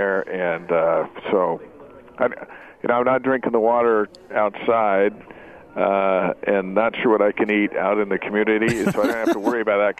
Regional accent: Salt Lake City, Utah, United States; Salt Lake City, Utah.

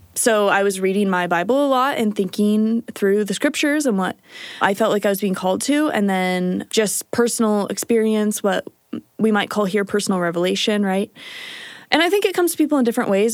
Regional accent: Kansas, United States; moved away as an adult; now in Utah, United States; I am from Kansas. Growing up in Kansas is a pretty typical Midwestern story

